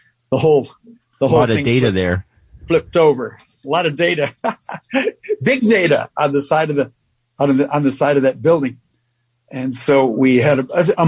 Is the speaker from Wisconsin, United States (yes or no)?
no; New York, United States; being a New Yorker